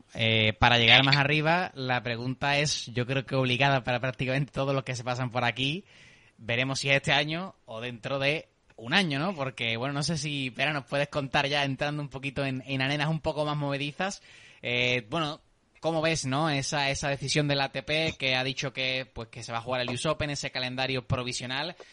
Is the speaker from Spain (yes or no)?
yes; Seville, Andalusia, Spain; accent: southern; por mi acento, por mi forma de hablar, puedes imaginarte ya de qué ciudad del sur te estoy ah, hablando